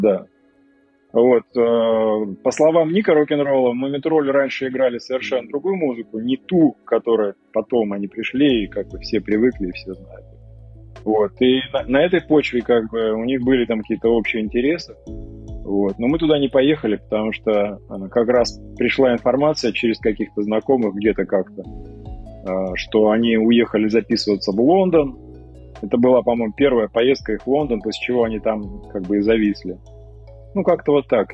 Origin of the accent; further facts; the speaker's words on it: Kamchatka Krai, Russia; moved away as an adult; also born or lived in Sevastopol / Saint Petersburg; Родился в Севастополе, а, потом уехал на Камчатку в возрасте 4 лет. Жил на Камчатке до окончания школы, периодически выезжая оттуда.